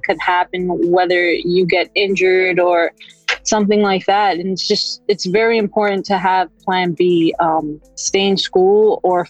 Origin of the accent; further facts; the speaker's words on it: New York, United States; I'm a New Yorican